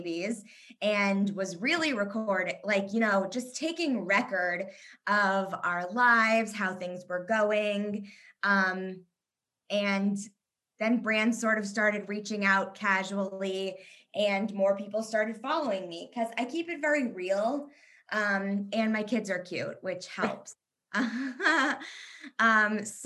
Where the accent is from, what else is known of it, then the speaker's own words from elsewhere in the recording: Kentucky, United States; moved away as an adult; also born or lived in Indiana / Israel / New York; now in Chicago, United States; I was born in Kentucky, actually, so I'm a Southern girl at heart